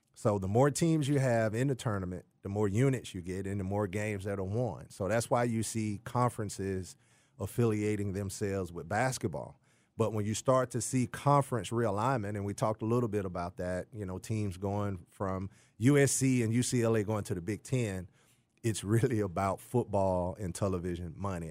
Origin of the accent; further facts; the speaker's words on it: Jackson, Mississippi, United States; moved away; also born or lived in Texas; I'm originally from Jackson, Mississippi.